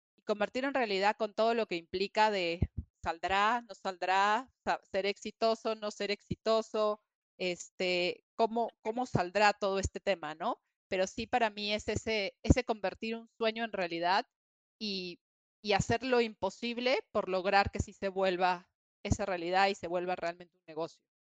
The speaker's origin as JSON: {"language": "Spanish", "country": "Peru", "also_born_or_lived": "New York", "moved": "as an adult", "lives_now": "Mexico City, Mexico", "said": "soy peruana originalmente, estudié allá y después de un tiempo en Perú decidí irme a estudiar una maestría"}